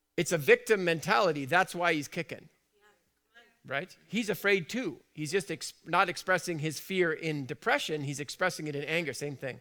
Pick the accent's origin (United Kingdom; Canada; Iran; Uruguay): United Kingdom; I'm British